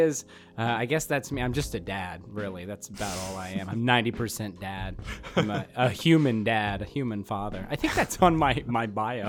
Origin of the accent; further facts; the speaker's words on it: Portland, Oregon, United States; now in Jamestown, United States; I'm originally from, I hail from Portland, Oregon. I was born and raised up there. I am currently residing in a very small town called Jamestown, New York. It's about an hour south of Buffalo.